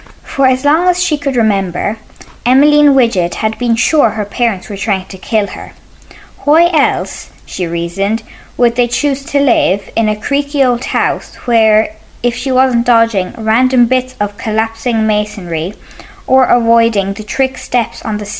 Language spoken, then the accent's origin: English; County Clare, Ireland; I'm 10 years old and I'm from County Clare.